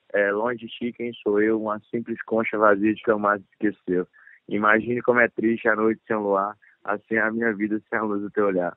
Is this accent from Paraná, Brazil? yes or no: no; Pedro Afonso, Tocantins, Brazil; moved away as an adult; now in Goiânia, Brazil; sou do interior do Tocantins, de Pedro Afonso Tocantins